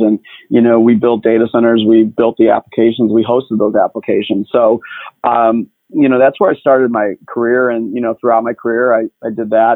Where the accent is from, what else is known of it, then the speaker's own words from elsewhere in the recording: Chicago, Illinois, United States; I grew up in the uh, south side of Chicago